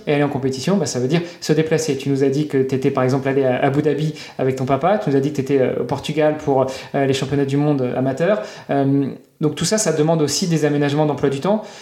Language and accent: French; Normandy, France; moved away; je suis normand à la base